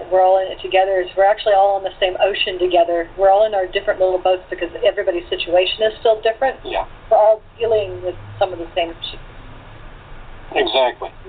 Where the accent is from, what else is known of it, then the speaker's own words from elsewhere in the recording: Portland, Oregon, United States; My hometown of Portland, Oregon, is smaller.